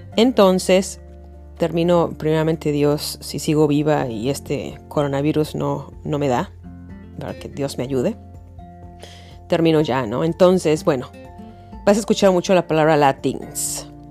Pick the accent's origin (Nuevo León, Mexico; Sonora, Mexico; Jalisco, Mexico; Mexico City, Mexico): Mexico City, Mexico; moved away as an adult; now in United States; Yo soy de la Ciudad de México y así nos hablábamos